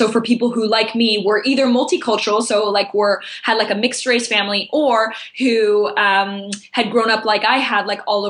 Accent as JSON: {"language": "English", "region": "Tokyo", "country": "Japan", "tie": "born there", "said": "I was born in Tokyo and I never lived in either of those countries, in France and Belgium."}